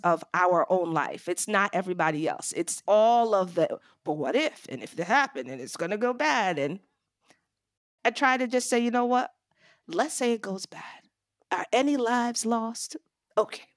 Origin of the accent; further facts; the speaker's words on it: Long Island, New York, United States; moved away as an adult; also born or lived in Brooklyn, New York; I was born in Brooklyn, New York, and raised on Long Island, and lived in New York until my early twenties